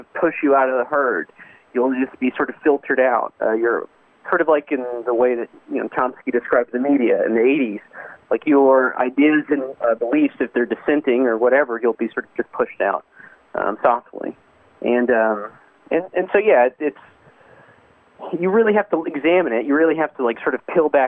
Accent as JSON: {"language": "English", "country": "United States", "tie": "born or raised there", "said": "especially in rural America. I, of course, I didn't grow up anywhere else"}